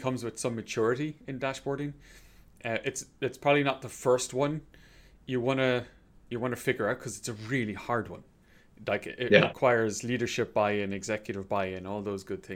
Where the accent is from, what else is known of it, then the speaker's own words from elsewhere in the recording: Ireland; I'm from Ireland